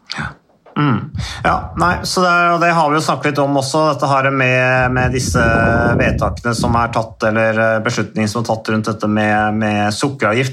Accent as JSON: {"language": "Norwegian", "town": "Modum", "region": "Buskerud", "country": "Norway", "said": "da var det jo kjempekamp i kommunestyret hjemme i Modum"}